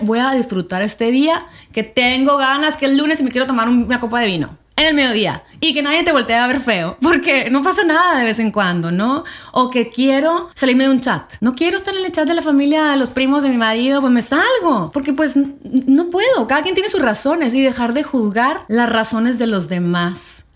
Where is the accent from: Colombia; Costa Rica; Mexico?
Mexico; nosotros como latinas, como mexicanas